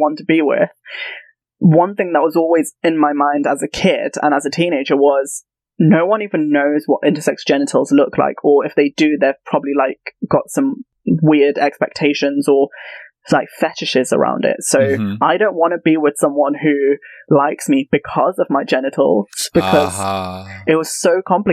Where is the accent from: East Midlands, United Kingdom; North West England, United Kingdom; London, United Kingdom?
East Midlands, United Kingdom; Leicester; I'm from Leicester, which is up north in the Midlands